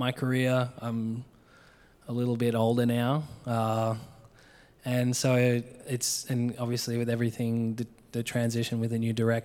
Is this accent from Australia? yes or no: yes; Adelaide, South Australia, Australia; moved away as an adult; also born or lived in Mount Gambier / Melbourne; now in San Francisco, United States; I grew up in Australia. I grew up on like my grandparents' farm, basically.